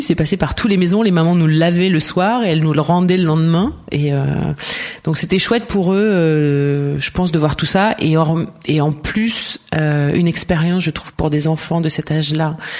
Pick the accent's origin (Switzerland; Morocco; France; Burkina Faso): France; Ardèche, Auvergne-Rhône-Alpes; also born or lived in Marseille / Montpellier / Strasbourg / Valencia; now in Barcelona, Spain; Je suis née vers Marseille et j'ai euh, grandi en Ardèche.